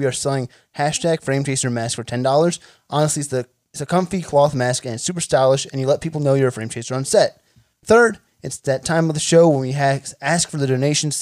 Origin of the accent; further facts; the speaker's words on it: Sayreville, New Jersey, United States; I'm from Jersey.